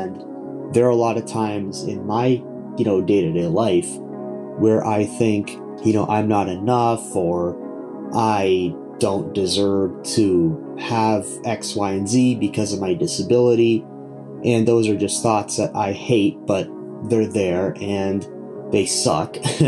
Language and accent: English; Ontario, Canada; I am from Ontario, Canada.